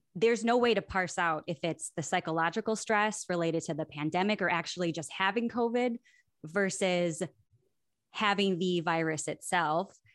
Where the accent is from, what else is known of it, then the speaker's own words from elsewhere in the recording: Milwaukee, Wisconsin, United States; I am from Milwaukee originally, Milwaukee, Wisconsin